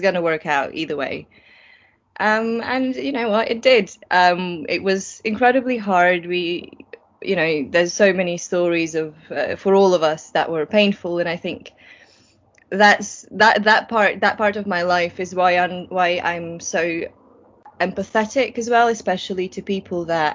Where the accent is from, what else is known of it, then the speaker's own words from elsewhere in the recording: Latvia; also born or lived in Germany; now in United Kingdom; I was born in Latvia. I grew up in this tiny, tiny town of, I think, 7,000 people living there, not far from the Russian border